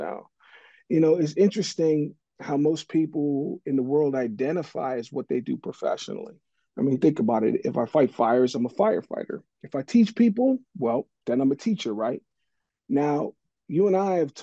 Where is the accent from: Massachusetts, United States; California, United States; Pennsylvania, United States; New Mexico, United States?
Pennsylvania, United States; Pittsburgh; moved away; also born or lived in Hawaii; growing up in Pittsburgh